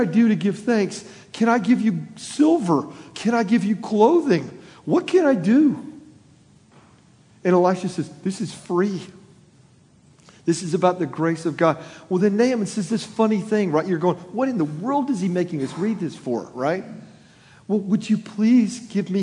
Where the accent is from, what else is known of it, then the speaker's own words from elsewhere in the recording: Florida, United States; moved away; I was born in Florida, I'm a Floridian at heart everywhere I've lived